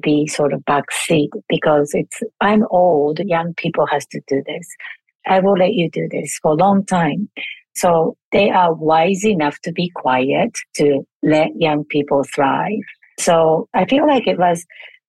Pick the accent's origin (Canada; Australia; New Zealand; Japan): Japan; moved away; I was born and raised in Japan, and I grew up with four generation household